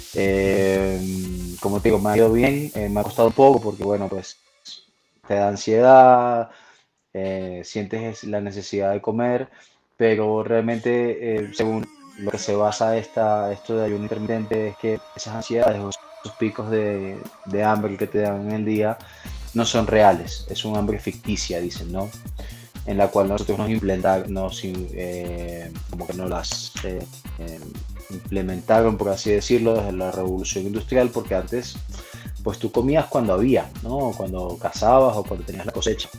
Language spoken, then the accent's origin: Spanish; Venezuela; moved away as an adult; also born or lived in Spain; now in Mexico City, Mexico; soy nacido en España, criado en Venezuela. Hace 10 años que ya vivo aquí en la Ciudad de México